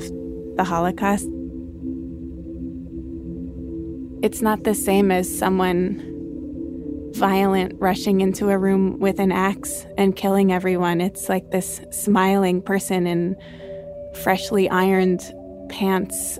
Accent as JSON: {"language": "English", "region": "New York", "country": "United States", "said": "as a New Yorker"}